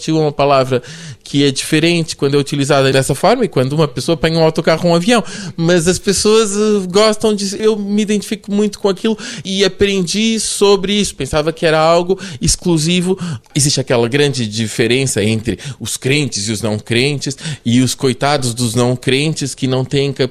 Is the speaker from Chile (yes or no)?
no; Brazil; born there; also born or lived in Portugal; E eu nasci no Brasil